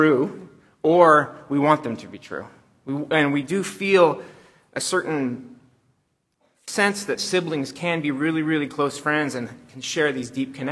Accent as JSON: {"language": "English", "region": "Southern California", "country": "United States", "tie": "born or raised there", "also_born_or_lived": "Chicago", "said": "I grew up in Southern California"}